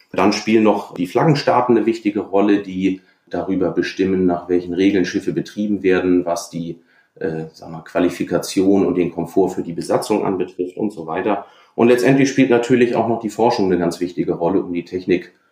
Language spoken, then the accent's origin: German; Hamburg, Germany; Ich bin an der Elbe aufgewachsen u